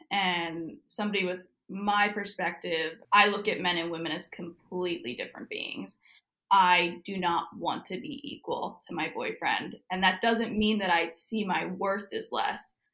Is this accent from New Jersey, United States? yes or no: yes; New Jersey, United States; moved away as an adult; now in Florida, United States; I'm technically from New Jersey, but I have been living in Florida since well, on and off last summer